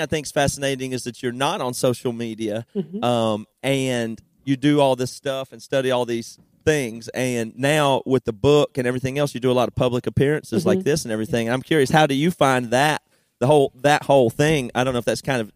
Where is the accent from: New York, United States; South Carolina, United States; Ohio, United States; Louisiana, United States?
South Carolina, United States; Greer; moved away; Neither of us live there anymore, but that's where we're from